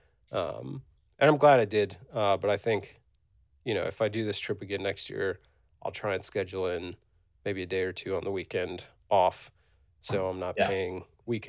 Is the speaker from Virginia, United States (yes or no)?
yes; Virginia, United States; I'm from Virginia